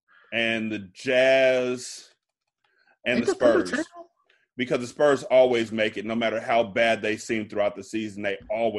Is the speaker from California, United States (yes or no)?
yes; California, United States; moved away as an adult; also born or lived in Washington, D.C.; I didn't stop sounding like I was from California.